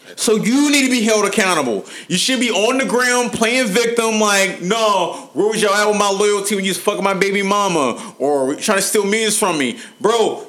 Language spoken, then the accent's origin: English; Cincinnati, Ohio, United States; I'm from Cincinnati. we from Cincinnati